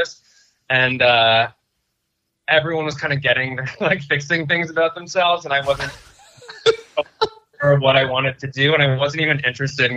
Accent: Cornwall, Ontario, Canada; moved away as an adult; also born or lived in Montreal / Greenpoint, Brooklyn; now in New York, United States; I'm from Cornwall, Ontario, which is close. It's like an hour from Montreal on the way to Toronto.

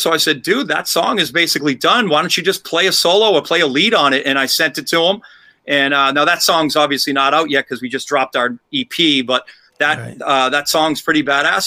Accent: Milford, Massachusetts, United States; also born or lived in Boston, Massachusetts; We grew up in Milford, Massachusetts

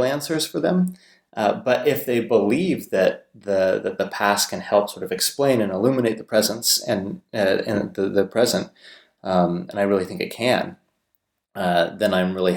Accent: Southern California, United States; moved away as an adult; also born or lived in Pennsylvania; now in Durham, United Kingdom; I was born and raised in Southern California

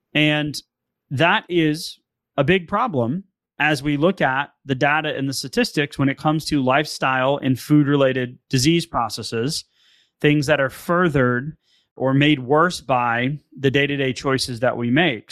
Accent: Northeast, United States; I'm from the Northeast

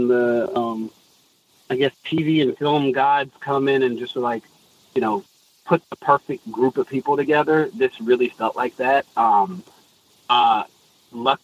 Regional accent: Alabama, United States; I'm from Alabama

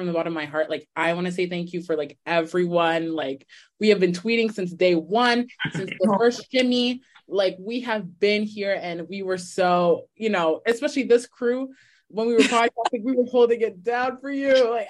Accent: Canada; I'm Canadian

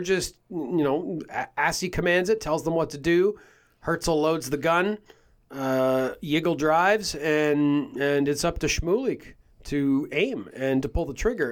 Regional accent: Canada; we're from Canada

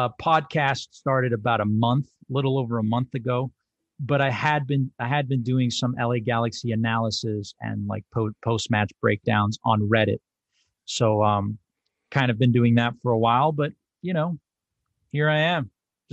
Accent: El Salvador; that's, you know, my home country's hero, a very first star that me and my family followed.

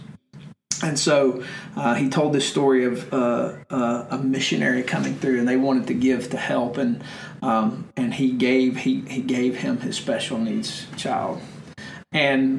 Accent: United States; as an American Christian

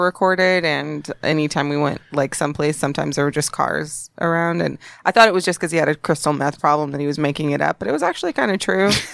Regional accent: Dallas, Texas, United States; I grew up in Dallas, Texas

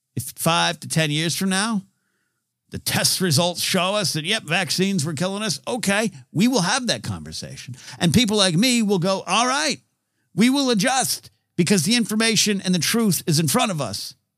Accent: near Pismo Beach, California, United States; I was raised near Pismo Beach, where you had to wear a hoodie to the beach

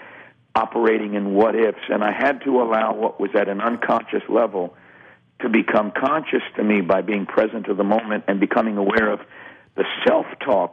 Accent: New York, United States; growing up in New York

